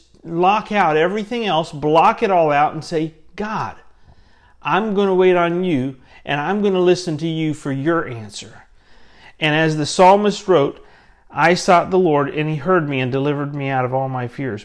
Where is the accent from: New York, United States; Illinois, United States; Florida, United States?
Florida, United States; Central; I grew up in Central Florida where we lived